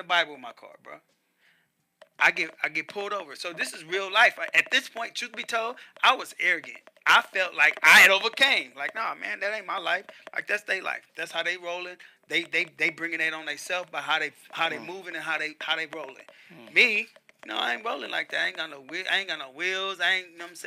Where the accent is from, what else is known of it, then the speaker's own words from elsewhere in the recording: Compton, California, United States; also born or lived in Louisiana; I grew up in Compton.